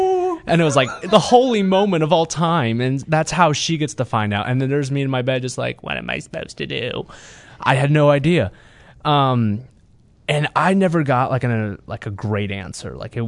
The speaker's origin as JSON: {"language": "English", "town": "Kansas City", "region": "Missouri", "country": "United States", "said": "I am a third-year pastor, and I'm from Kansas City, Missouri."}